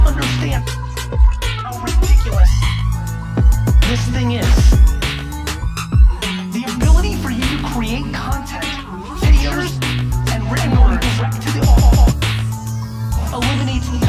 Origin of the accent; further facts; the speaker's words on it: New York City, New York, United States; also born or lived in Soviet Union; I was born in the Soviet Union, we come to America, I live in a studio apartment in Queens.